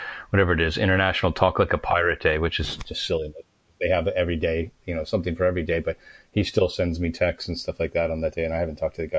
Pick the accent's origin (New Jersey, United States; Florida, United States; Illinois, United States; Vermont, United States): Vermont, United States; I grew up in Vermont